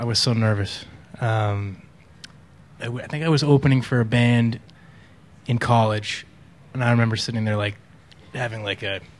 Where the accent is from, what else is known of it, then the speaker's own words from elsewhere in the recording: outside of Boston, Massachusetts, United States; moved away as an adult; also born or lived in New York City; From outside of Boston, originally.